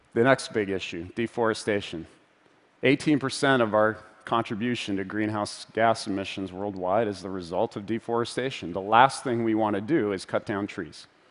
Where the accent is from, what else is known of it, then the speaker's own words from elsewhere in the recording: Vancouver, British Columbia, Canada; my hometown of Vancouver